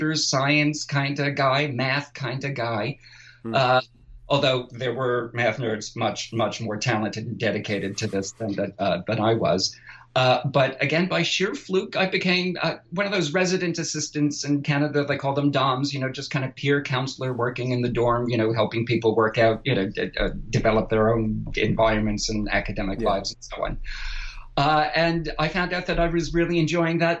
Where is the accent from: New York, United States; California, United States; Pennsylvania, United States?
New York, United States; I'm from New York